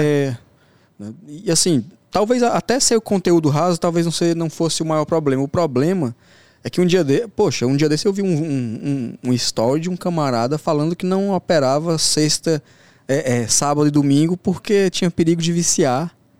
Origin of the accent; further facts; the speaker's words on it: Brasília, Federal District, Brazil; also born or lived in Santa Quitéria, Ceará; criado em periferia da, de Brasília